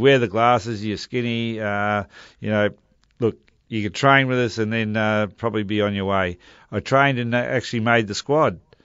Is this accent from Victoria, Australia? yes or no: yes; Melbourne, Victoria, Australia; I grew up in Marambina, which is a little suburb, uh, stuck in between Caulfield Racecourse and probably Chadstone Shopping Centre